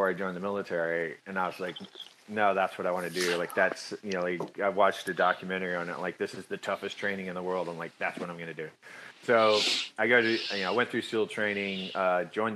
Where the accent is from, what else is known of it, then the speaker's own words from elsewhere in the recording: Katy, Texas, United States; moved away; I grew up in Texas, small town in Texas